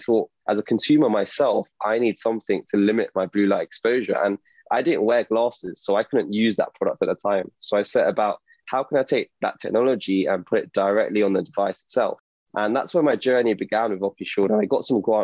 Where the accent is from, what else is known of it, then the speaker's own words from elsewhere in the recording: London, United Kingdom; I'm an optometrist from London.